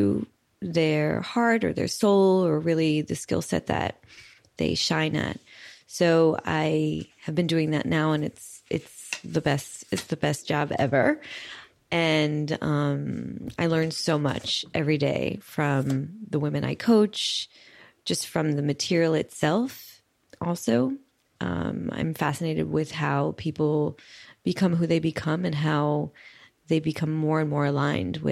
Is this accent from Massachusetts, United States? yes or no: no; New York City, New York, United States; moved away as an adult; now in Paris, France; I grew up in Brooklyn, New York